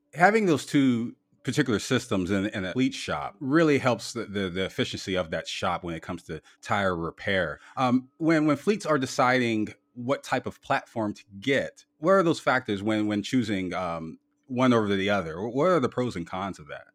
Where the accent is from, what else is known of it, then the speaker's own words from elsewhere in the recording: Canton, Ohio, United States; based out of my hometown of Canton, Ohio.